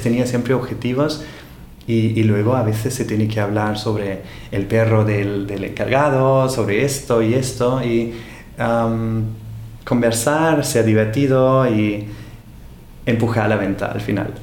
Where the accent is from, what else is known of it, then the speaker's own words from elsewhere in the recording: Austria; Spanish is a second language; moved away as an adult; now in Barcelona, Spain; en Austria, de donde soy